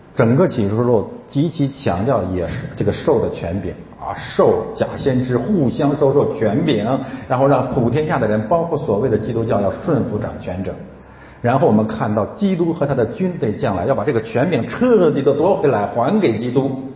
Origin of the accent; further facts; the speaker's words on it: China; 我是中国人